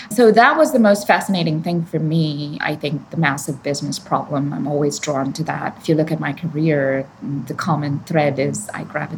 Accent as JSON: {"language": "English", "town": "Chennai", "region": "Tamil Nadu", "country": "India", "tie": "born or raised there", "moved": "as an adult", "said": "I grew up in Chennai, southern India, by the coast."}